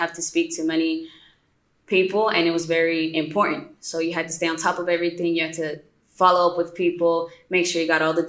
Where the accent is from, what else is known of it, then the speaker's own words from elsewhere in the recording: West Palm Beach, Florida, United States; now in Colombia; Florida, West Palm Beach, Florida